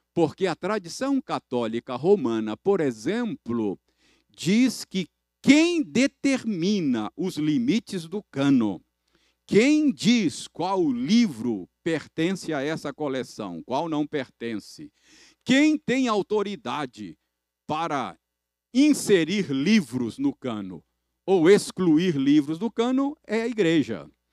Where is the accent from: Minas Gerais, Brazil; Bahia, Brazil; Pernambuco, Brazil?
Minas Gerais, Brazil; como bons mineiros